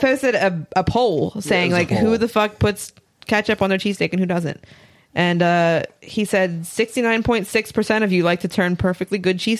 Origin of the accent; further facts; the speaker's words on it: Philadelphia, Pennsylvania, United States; Because we're from Philly or whatever.